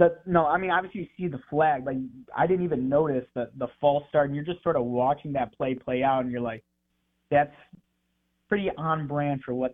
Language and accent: English; Michigan, United States; moved away as an adult; now in Mississippi, United States; I'm from Michigan. Haven't lived in the South before. Got here in April.